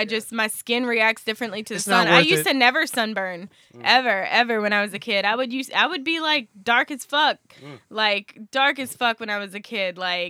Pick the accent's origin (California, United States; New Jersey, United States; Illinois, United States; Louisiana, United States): Louisiana, United States; We have Italian in us, but we're like French settlers. Like we're from Louisiana.